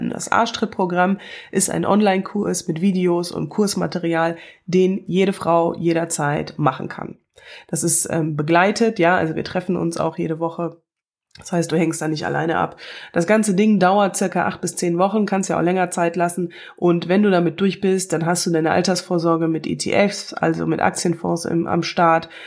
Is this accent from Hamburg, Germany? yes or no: no; Wuppertal, North Rhine-Westphalia, Germany; now in Cologne, Germany; ich komme aus Wuppertal, lebe aber in Köln, ganz in der Nähe vom Rhein und das ist großartig.